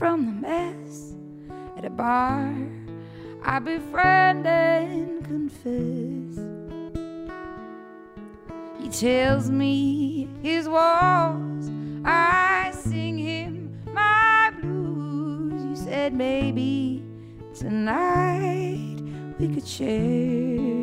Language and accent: English; Ireland; I'm Irish